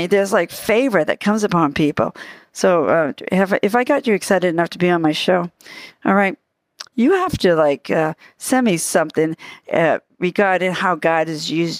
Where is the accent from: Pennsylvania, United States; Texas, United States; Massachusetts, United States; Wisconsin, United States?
Massachusetts, United States; Boston; accent: Bostonian; They're from the Boston area like I am.